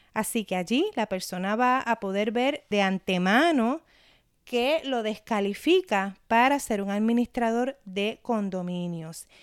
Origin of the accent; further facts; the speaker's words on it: Puerto Rico; mi experiencia como puertorriqueña